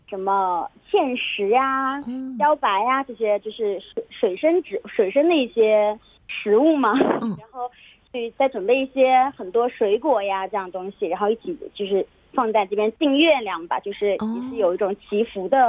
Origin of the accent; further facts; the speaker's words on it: Jiangsu, China; 啊，我是江苏